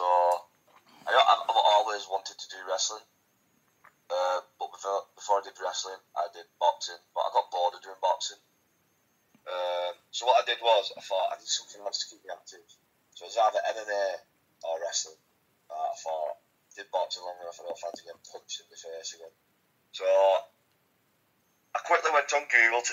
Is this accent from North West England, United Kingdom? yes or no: yes; Wigan, North West England, United Kingdom; I'm from Wigan, which is about 20 minutes from Manchester.